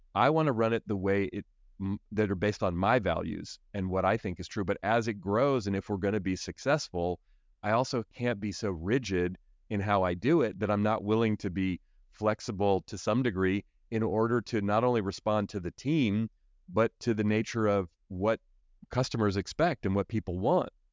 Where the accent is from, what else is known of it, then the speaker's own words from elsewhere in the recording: Oakland, California, United States; I grew up in Oakland, so here in the Bay Area